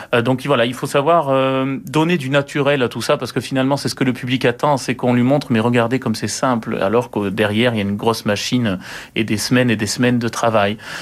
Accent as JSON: {"language": "French", "country": "France", "said": "Nous sommes que des Français"}